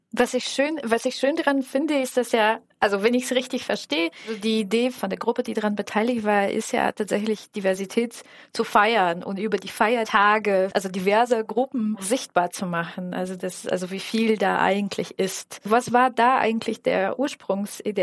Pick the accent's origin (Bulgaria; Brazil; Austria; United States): Bulgaria; now in Germany; ich komme ja aus Bulgarien.